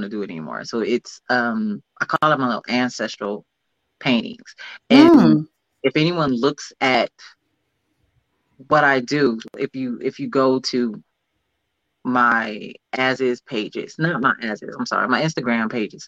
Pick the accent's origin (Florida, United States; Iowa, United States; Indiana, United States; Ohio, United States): Ohio, United States; Cleveland; now in California, United States; I'm from Cleveland, but I moved to California